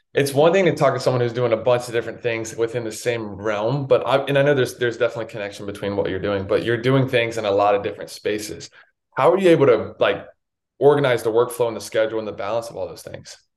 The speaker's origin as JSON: {"language": "English", "region": "North Carolina", "country": "United States", "tie": "born or raised there", "said": "I grew up in North Carolina"}